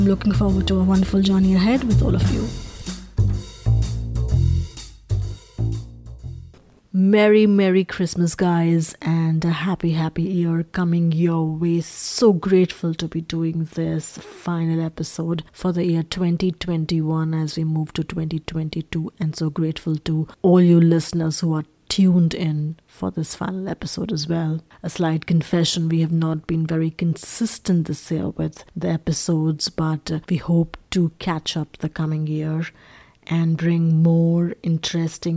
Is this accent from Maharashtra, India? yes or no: no; Delhi, India; I'm being from Delhi